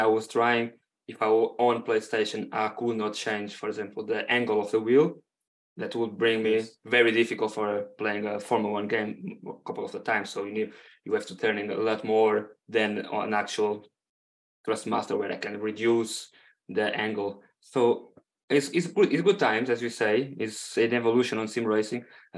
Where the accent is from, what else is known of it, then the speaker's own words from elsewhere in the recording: Portugal; first language Portuguese; English is a second language; now in United Kingdom; I'm currently based on UK, but I'm from Portugal